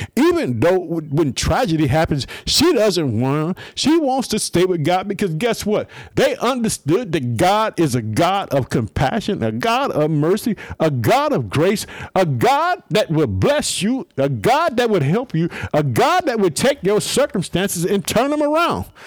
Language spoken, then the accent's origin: English; Illinois, United States; also born or lived in Chicago; the state of Illinois, my home state. I live in the city of Chicago